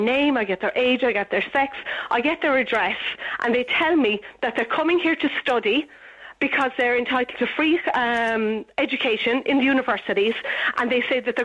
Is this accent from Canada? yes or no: no; Cork, Munster, Ireland; now in Dublin, Ireland; I live in Dublin. I'm from Cork, okay. And I live in Dublin